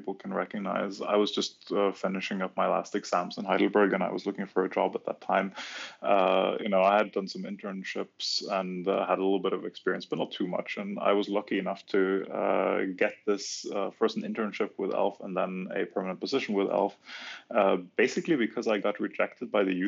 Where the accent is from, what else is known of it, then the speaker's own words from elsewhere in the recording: Norway; moved away as an adult; also born or lived in Germany / Brussels, Belgium; I was finally sort of hijacked back to my home country, Norway